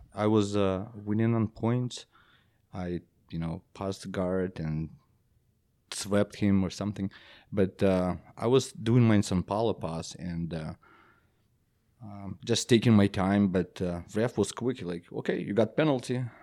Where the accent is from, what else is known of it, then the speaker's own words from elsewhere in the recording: Belarus; first language Belarusian; English is a second language; moved away; my native language is Belarus, Belarusian